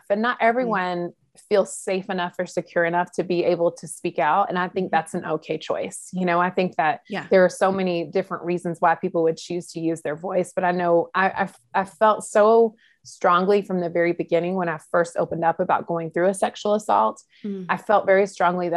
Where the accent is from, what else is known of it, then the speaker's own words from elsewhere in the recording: North Carolina, United States; in North Carolina, for those who are listening here in America, that's where I was raised